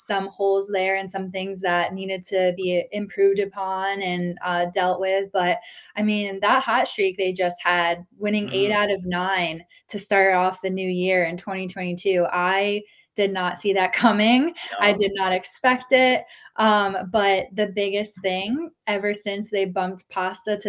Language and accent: English; Connecticut, United States; moved away; I'm kind of from the area. I'm from Connecticut